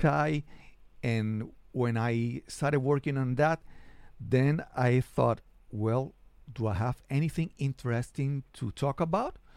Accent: San Juan, Puerto Rico; I'm a podcaster from San Juan, Puerto Rico

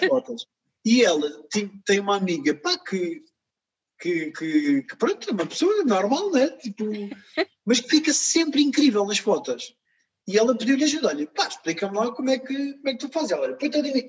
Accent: Portugal; eu nasci cá e eu cresci com amigos cá

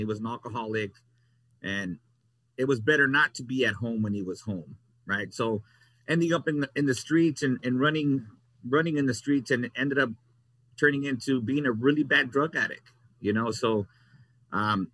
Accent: Los Angeles, California, United States; I was born and raised in North Hollywood, and I was raised in a community where there was a lot of gangs involved

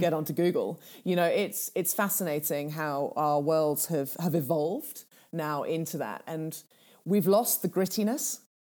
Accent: Kenya; first language Swahili; English is a second language; moved away; Swahili, which is my native tongue, back in Kenya

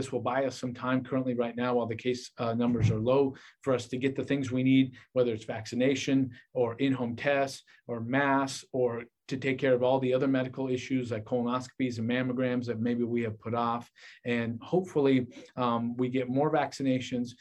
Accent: Portland, Oregon, United States; moved away as an adult; also born or lived in Vancouver, Washington / Philadelphia, Pennsylvania / Washington, D.C.; now in Hattiesburg, United States; Originally, I'm from Portland, Oregon

